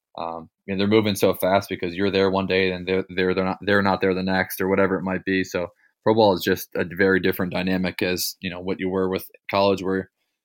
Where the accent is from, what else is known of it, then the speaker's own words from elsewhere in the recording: Cleveland, Ohio, United States; I'm from Cleveland